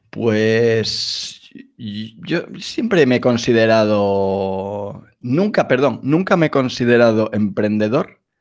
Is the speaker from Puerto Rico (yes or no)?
no; Galicia, Spain; now in Madrid, Spain; soy gallego, vivo en, vivo en Madrid desde hace ya 20 años, de ahí que no, el acento ya se ha, perdido